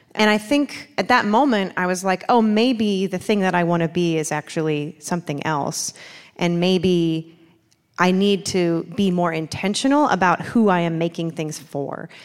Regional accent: Baltimore, Maryland, United States; moved away as an adult; now in North Carolina, United States; I'm, I'm from Baltimore

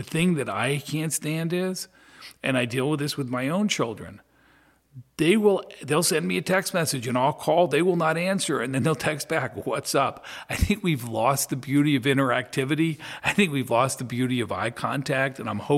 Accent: Philadelphia, Pennsylvania, United States; Yeah, it had its moments, but I have some of the greatest friends and some of the greatest memories from being there.

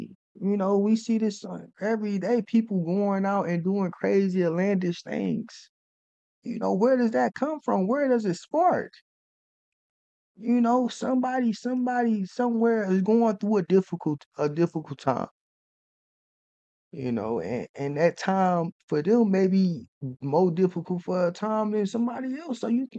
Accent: North Carolina, United States; I'm from North Carolina.

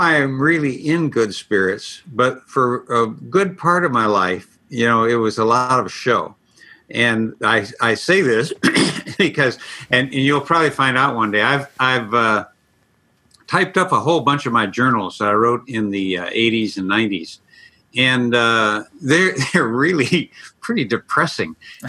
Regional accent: Ireland; I'm very melancholy. You know, I'm Irish.

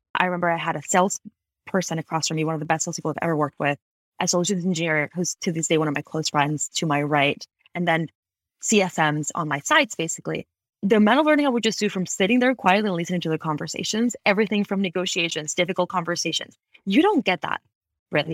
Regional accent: Ecuador; moved away as an adult; also born or lived in Washington, D.C., United States / Boston, United States; now in Bay Area, United States; I actually was born and raised in Ecuador. I moved to the U S in twenty twelve

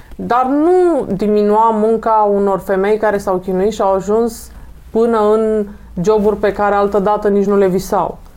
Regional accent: Romania; sunt din România

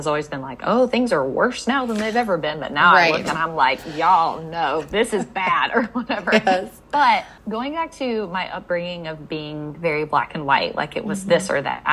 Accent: Mississippi, United States; moved away as an adult; also born or lived in North Carolina; I grew up in Mississippi, went to college in Mississippi, and thought that I would stay in Mississippi my whole life.

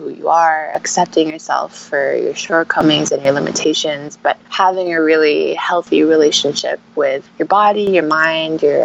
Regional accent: Philippines; also born or lived in France / Abu Dhabi / London / Beijing; I was born in France and grew up here in the Philippines.

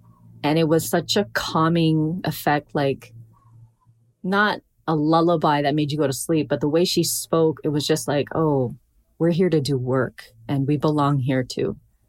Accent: Hawaii, United States; So, you know, of course I'm a poet. I'm Hawaiian.

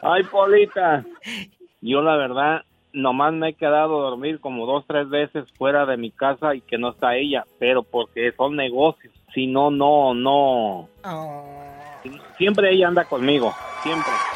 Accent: Guanajuato, Mexico; now in Chicago, United States; Allá en, donde se dan las momias

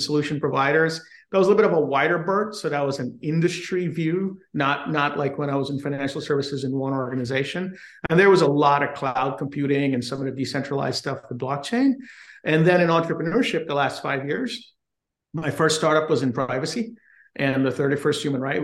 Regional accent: Guyana; now in United States; I was born in South America, in Guyana, which is a British colony, and I migrated to the U.S. And did undergrad and the rest of my education in the U.S

